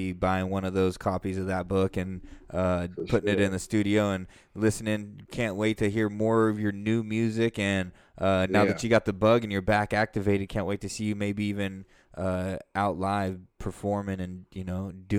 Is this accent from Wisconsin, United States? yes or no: no; Stockton, Lodi area, Northern California, United States; We're all from Northern California in the Stockton, Lodi area.